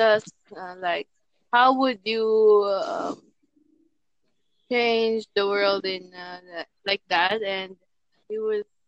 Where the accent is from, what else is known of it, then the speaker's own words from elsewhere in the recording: Philippines; I'm from Philippines.